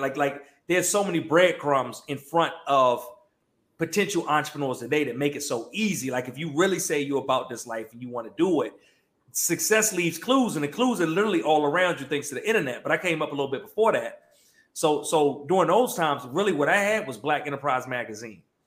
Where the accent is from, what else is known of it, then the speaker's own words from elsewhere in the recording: Prince George's County, Maryland, United States; now in Atlanta, United States; I'm from um, Prince George's County, Maryland, right? Uh, DMV area, but I, live in Atlanta now, but I'm, I'm originally from the DMV. Um, grew up there